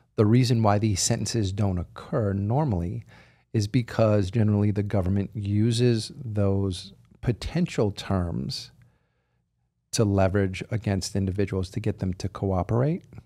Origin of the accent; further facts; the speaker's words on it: outside of Philadelphia, Pennsylvania, United States; I grew up outside of Philadelphia.